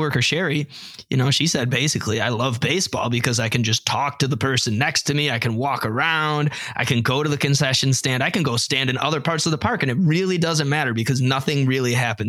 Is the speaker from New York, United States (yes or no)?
yes; Batavia, New York, United States; We're from Batavia, New York, just outside of it.